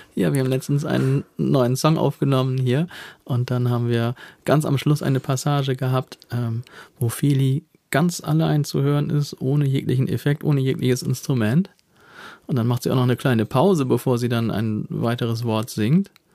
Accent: Bremen or Hamburg, Northern Germany, Germany; hat sofort erkannt, dass ich hier aus Bremen oder Hamburg stamme.

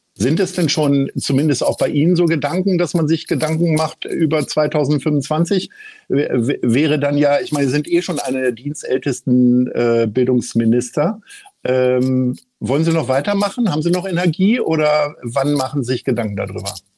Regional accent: Lower Saxony, Germany; now in Hamburg, Germany; ich bin ja nun gebürtiger Niedersachse

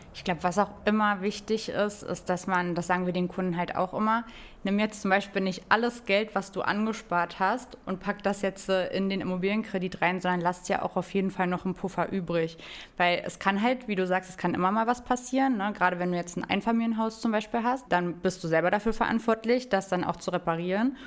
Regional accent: Hönow, Brandenburg, Germany; ich komme ja ähm, aus Hönow, also das ist so ne direkt neben Berlin.

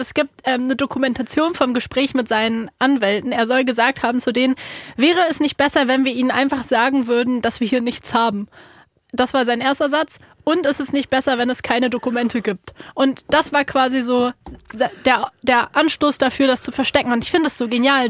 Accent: Berlin, Germany; ich bin ja in Berlin aufgewachsen

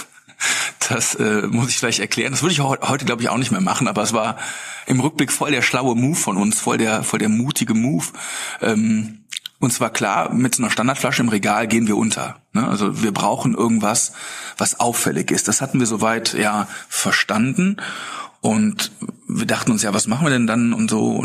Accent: Bonn, North Rhine-Westphalia, Germany; klar in Köln sowieso, wir kommen ja aus Bonn.

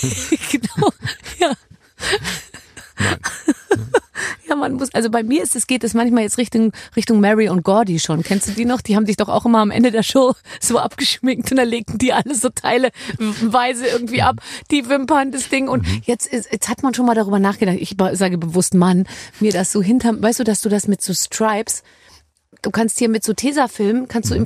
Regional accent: Munich, Bavaria, Germany; Ich komme aus München

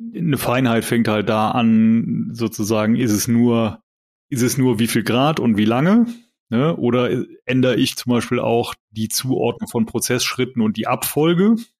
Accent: Rhineland, Germany; als Rheinländer

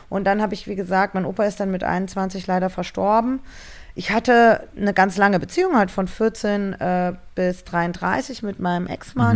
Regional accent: Marburg, Hesse, Germany; moved away as an adult; also born or lived in Frankfurt; now in Berlin, Germany; ich bin aufgewachsen in Marburg, in einem wirklich kleinen, kleinen Kaff

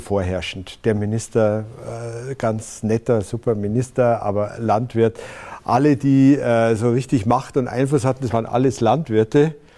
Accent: Berchtesgadener Land, Bavaria, Germany; also born or lived in Ludwigshafen am Rhein; Ich habe meine Kindheit oder Jugend verbracht in der Saarlacher Au, im Berchtesgadener Land

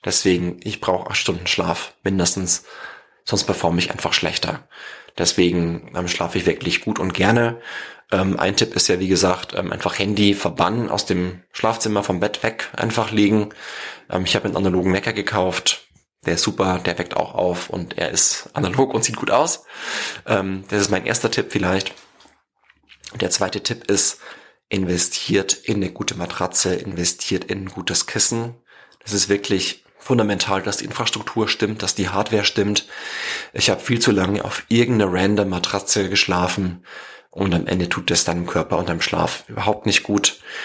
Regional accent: home village near Regensburg, Bavaria, Germany; weil es einfach an meinem Heimatdorf am nächsten dran war

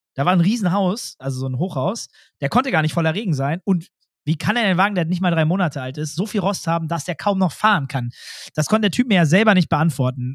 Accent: Germany; ich bin ja auch Deutscher

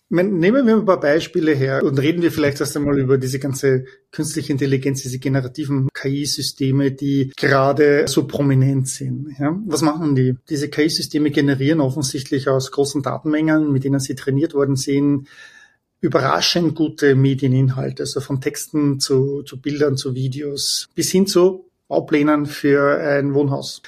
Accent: Vienna, Austria; moved away as an adult; also born or lived in Heidelberg, Germany; now in Palo Alto, United States; ich bin ursprünglich aus Wien, bin geboren, äh, studiert und bin dann 1998 zur SAP nach Waldorf in die Zentrale nach Deutschland gezogen

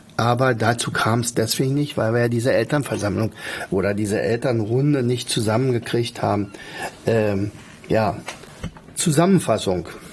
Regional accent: Brandenburg, Germany; bei uns in Brandenburg

